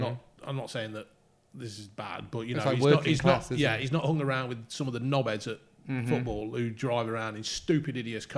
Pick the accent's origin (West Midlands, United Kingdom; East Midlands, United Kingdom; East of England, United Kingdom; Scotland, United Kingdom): East Midlands, United Kingdom; Derby; born there; I was born in Derby, believe it or not.